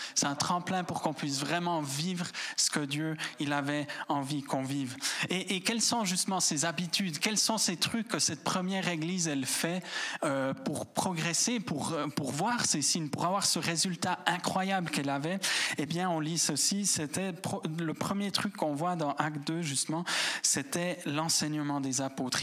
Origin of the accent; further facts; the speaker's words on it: Switzerland; en tant que Suisse